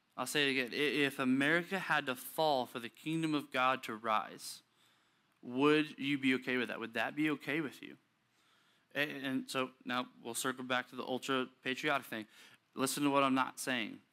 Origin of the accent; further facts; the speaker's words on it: United States; we're American